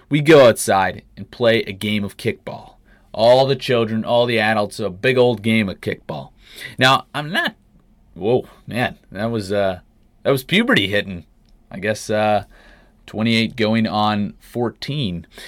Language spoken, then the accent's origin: English; Canada; moved away as an adult; now in United States; Growing up in Canada